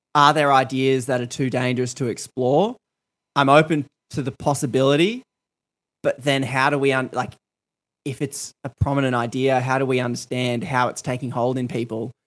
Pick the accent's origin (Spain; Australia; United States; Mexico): Australia; I grew up in Australia